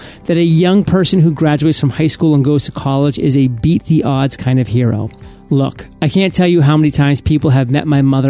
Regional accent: Chicago, Illinois, United States; I was born and raised here on the South Side in South Shore, and I am who I am today because of this community.

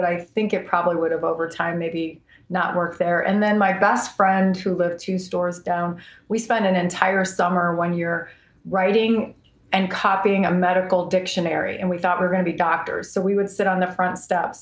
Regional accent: Cleveland, Ohio, United States; also born or lived in North Olmsted, Ohio / Elyria, Ohio; I grew up in Cleveland

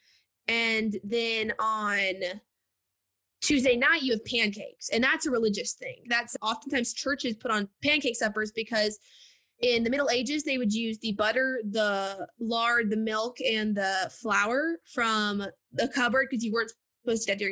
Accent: the South, United States; growing up in the South.

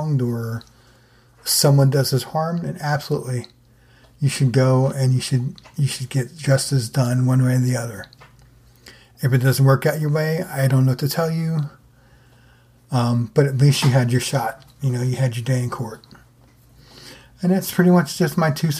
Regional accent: New Jersey, United States; being from where I am in New Jersey, or where I grew up in New Jersey

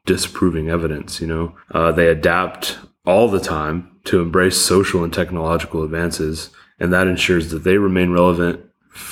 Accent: Texas, United States; I grew up in Texas

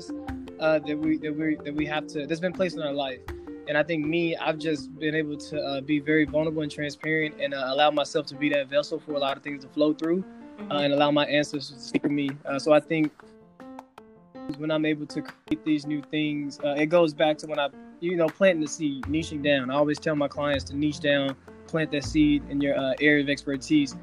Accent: Helena, Arkansas, United States; moved away as an adult; now in Los Angeles, United States; I'm from Arkansas as well. Went to the University of Arkansas, grew up in Helena, Arkansas

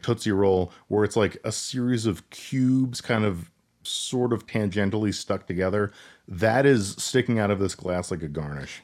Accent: Colorado, United States; We're from Colorado

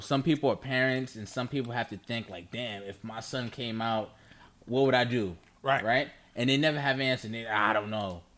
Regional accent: New York, United States; I'm we're from New York, so he was our mayor

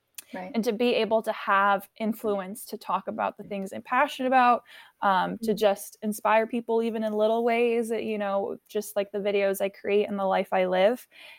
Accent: France; born there; I mean, like I mentioned earlier, I was born in France, and so my parents always kind of infused this desire

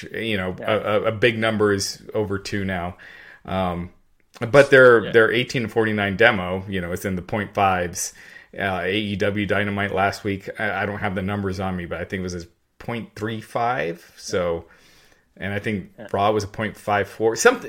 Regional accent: Henderson, Kentucky, United States; born there; I was born in Henderson, Kentucky.

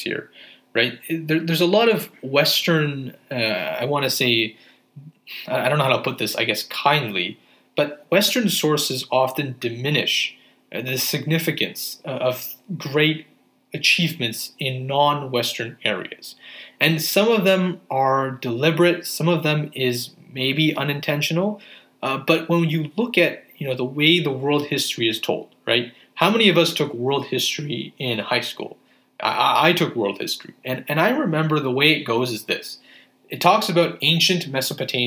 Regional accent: Pakistan; as a Pakistani Muslim

